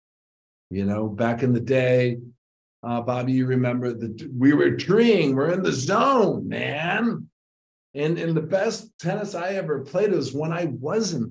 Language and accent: English; Ludington, Michigan, United States; I'm sitting across the table at the House of Flavors in Ludington, Michigan.